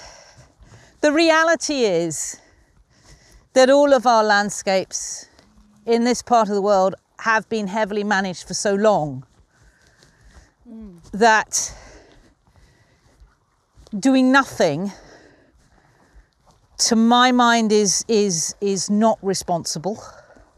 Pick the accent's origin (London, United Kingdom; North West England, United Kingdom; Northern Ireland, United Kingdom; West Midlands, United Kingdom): London, United Kingdom; moved away as an adult; I was brought up in suburban London, but I've been up here since 1988